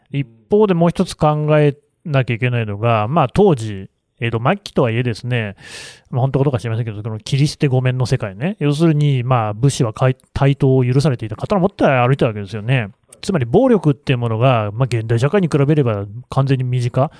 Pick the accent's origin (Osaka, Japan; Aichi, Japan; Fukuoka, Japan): Aichi, Japan; 愛知県民の私としては